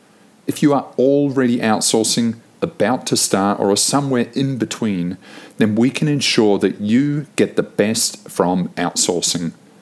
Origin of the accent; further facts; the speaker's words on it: New Zealand; also born or lived in United Kingdom / Sydney / London / Manila; I was born in the UK, and then I was raised in New Zealand. And then only later on did I actually spend much time in Sydney. As an adult, I've spent basically my life split between Sydney, London, and Manila.